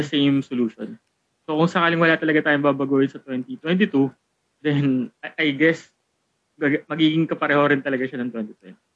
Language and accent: Tagalog; Philippines; tayo kasi as a Filipino